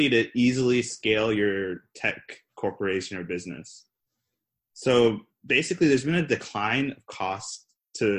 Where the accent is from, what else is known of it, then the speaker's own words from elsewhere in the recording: Ghana; I'm from Ghana